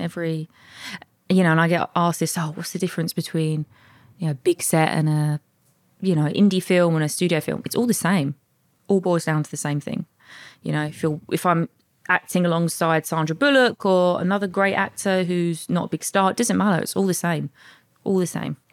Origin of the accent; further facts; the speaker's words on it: Bexleyheath, London, United Kingdom; I was born and raised in South East London, Bexley Heath